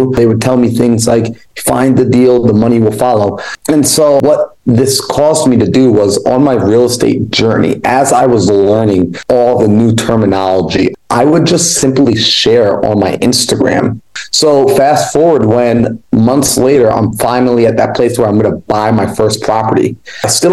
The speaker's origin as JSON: {"language": "English", "region": "New York", "country": "United States", "tie": "born or raised there", "moved": "as an adult", "lives_now": "Arizona, United States", "said": "I was born and raised in New York"}